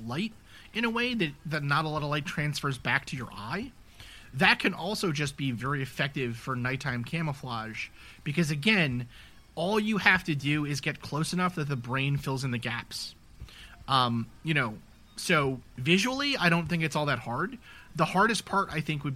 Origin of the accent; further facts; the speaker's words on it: New York City, New York, United States; I grew up in New York City.